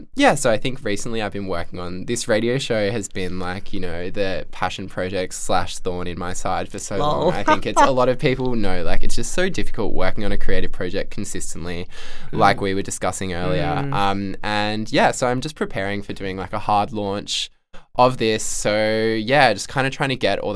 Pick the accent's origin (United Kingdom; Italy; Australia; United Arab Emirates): Australia; Central Coast, New South Wales; moved away; also born or lived in Canberra / Melbourne; I'm from the Central Coast